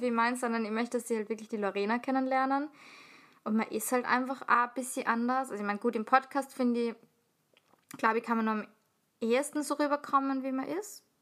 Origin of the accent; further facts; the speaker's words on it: Salzburg, Austria; ich komme aus Salzburg